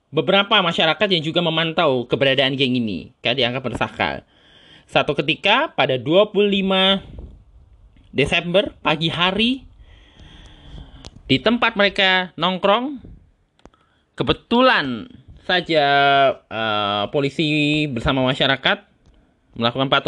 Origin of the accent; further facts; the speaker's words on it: Tangerang, Banten, Indonesia; Dan ini kebetulan saja terjadi di daerah gua, lebih tepatnya di Jati Uwung.